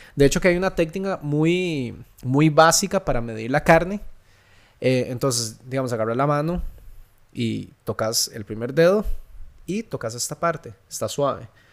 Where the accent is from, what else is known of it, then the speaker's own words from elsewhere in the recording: Santa Ana, San José, Costa Rica; yo crecí en Santana